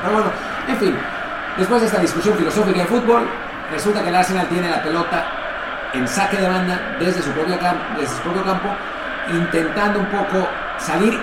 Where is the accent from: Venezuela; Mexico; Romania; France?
Mexico; como mexicanos